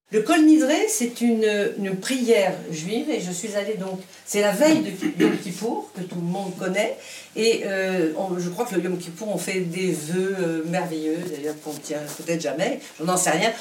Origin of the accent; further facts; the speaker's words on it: Casablanca, Casablanca-Settat, Morocco; je suis née au Maroc, à Casablanca